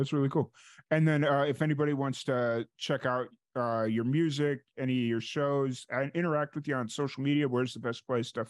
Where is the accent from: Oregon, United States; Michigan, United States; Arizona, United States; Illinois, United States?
Illinois, United States; Chicago; But I grew up in South Chicago. So I grew up in the South suburbs of Chicago.